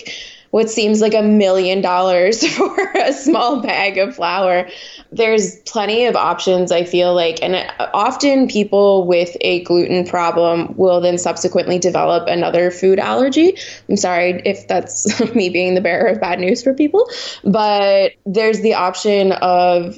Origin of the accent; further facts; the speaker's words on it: Montreal, Quebec, Canada; moved away as an adult; now in United States; I grew up in Montreal, which is French Canada.